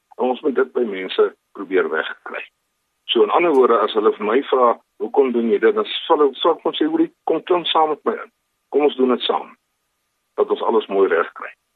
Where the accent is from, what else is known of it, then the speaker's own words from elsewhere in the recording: Pretoria, Gauteng, South Africa; moved away as an adult; also born or lived in Cape Town; now in Kimberley, South Africa; Ek is 'n gebore Kimberleys, maar ek het in Pretoria grootgeword